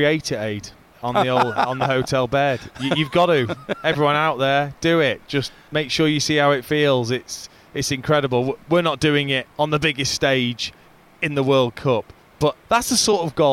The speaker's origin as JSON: {"language": "English", "region": "England", "country": "United Kingdom", "said": "being English"}